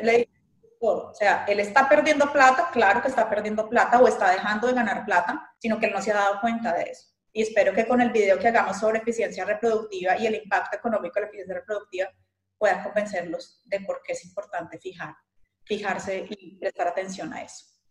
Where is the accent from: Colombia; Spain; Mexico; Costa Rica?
Colombia; moved away as an adult; also born or lived in Brazil; now in Marianna, United States; soy originalmente de Colombia y estudié medicina veterinaria y zootecnia en Colombia